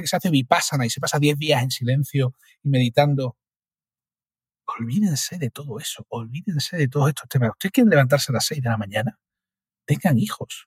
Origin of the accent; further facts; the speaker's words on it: Cádiz, Andalusia, Spain; soy de Cádiz